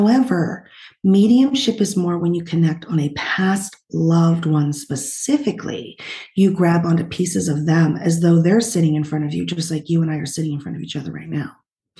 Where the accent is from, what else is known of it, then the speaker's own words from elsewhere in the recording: New Hampshire, Vermont area, New England, United States; also born or lived in Utah; now in California, United States; I was originally from New Hampshire, Vermont area and moved to California